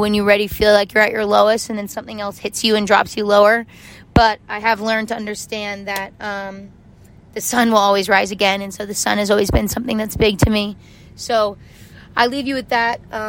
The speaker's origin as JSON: {"language": "English", "region": "Arizona", "country": "United States", "tie": "born or raised there", "said": "I grew up in Arizona."}